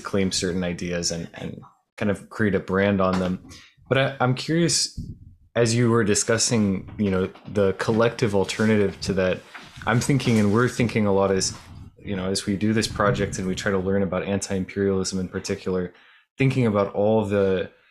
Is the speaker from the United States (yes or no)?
yes; outside of Miami, South Florida, United States; I grew up outside of Miami in South Florida